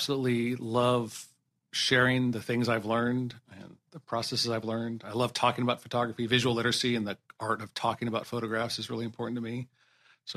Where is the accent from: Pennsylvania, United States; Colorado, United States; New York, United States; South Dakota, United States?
Colorado, United States; I grew up in Colorado.